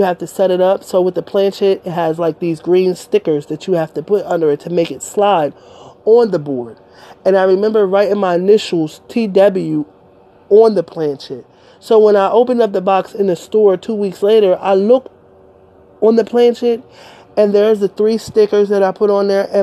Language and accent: English; Delaware, United States; I'm from Delaware